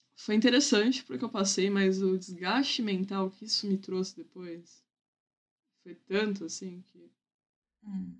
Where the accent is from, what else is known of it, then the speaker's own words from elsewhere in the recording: Santos, São Paulo, Brazil; Eu nasci, fui criada em Santos.